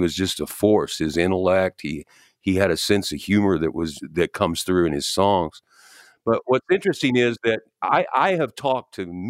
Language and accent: English; New York, United States; I'm a New Yorker.